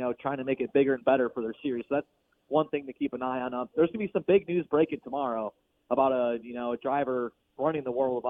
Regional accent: Illinois, United States; I'm from Illinois, just like Dennis Erb Jr.

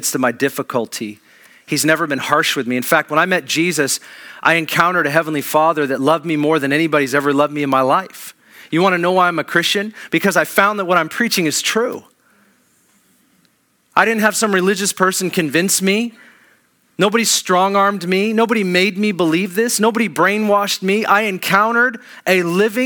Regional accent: Kirkland, Washington, United States; I grew up in Kirkland

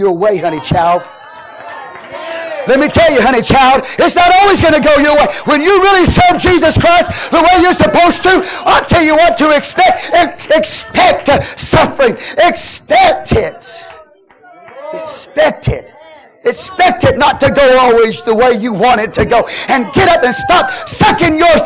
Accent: United States; I'm an American

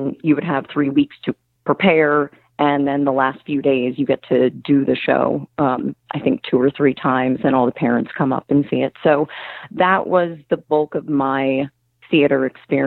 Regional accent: New Jersey, United States; moved away as an adult; also born or lived in New York / Los Angeles; I grew up kind of on the shore, a little bit inland, but, you know, we had horse farms and apple farms, and we weren't too far from the city. So we kind of had the best of all worlds in Jersey.

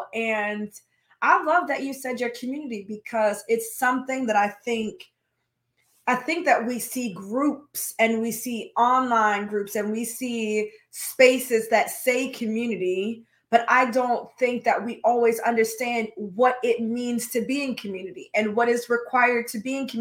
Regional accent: United States; I'm Black American

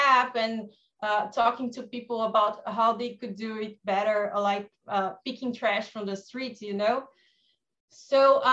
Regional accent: Brazil; I'm from Brazil

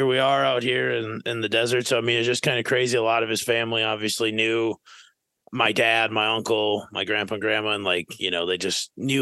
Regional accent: Fairmont, Minnesota, United States; moved away as an adult; now in Arizona, United States; I'm from Fairmont, Minnesota

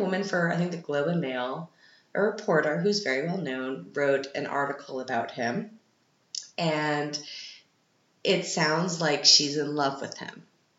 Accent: Canada; now in Austria; we're Canadian

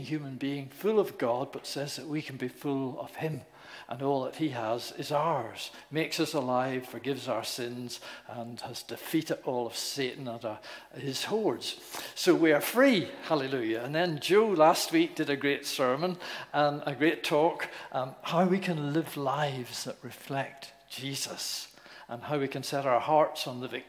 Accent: Northern Ireland, United Kingdom; moved away; also born or lived in Newcastle; I was born in Northern Ireland

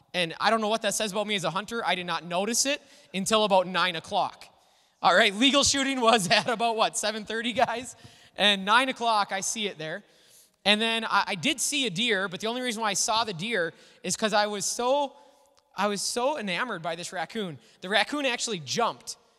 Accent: Little Falls, Minnesota, United States; I grew up in Little Falls

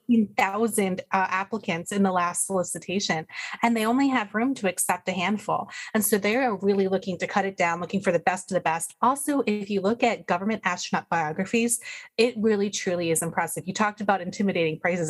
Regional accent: United States; I'm American

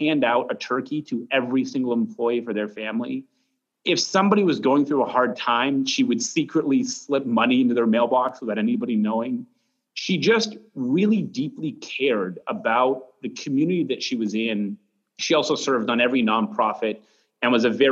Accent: Mount Monadnock, New Hampshire, United States; I grew up right on the base of Mount Monadnock.

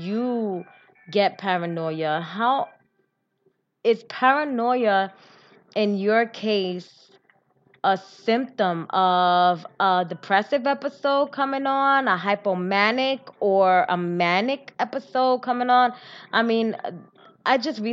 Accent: New York City, New York, United States; I was born and raised in New York, in the Bronx.

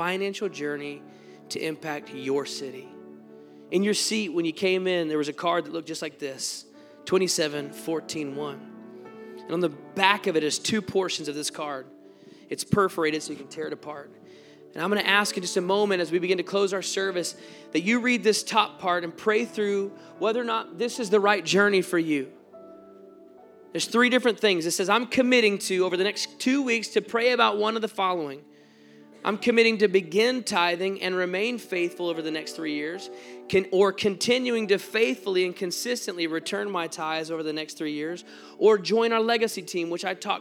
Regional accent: Texas, United States; moved away; I'm from Texas

